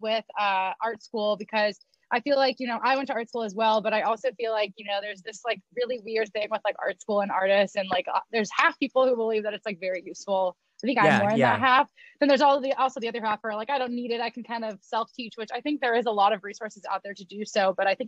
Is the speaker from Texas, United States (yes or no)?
no; Roseville, California, United States; I'm from Roseville